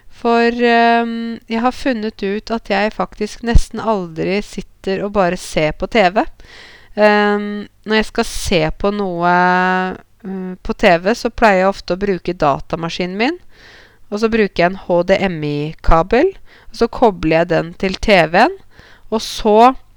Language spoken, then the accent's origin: Norwegian; Norway; meg som nordmann